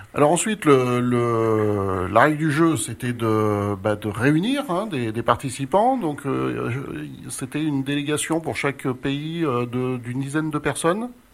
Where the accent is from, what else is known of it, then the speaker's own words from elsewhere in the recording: France; chez nous, en France